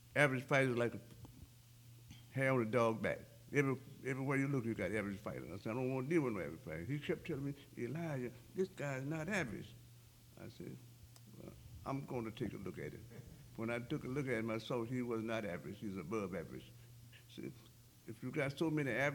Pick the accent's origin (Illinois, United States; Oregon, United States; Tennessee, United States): Illinois, United States; Chicago; now in Las Vegas, United States; From Chicago, yes, I'm from Chicago.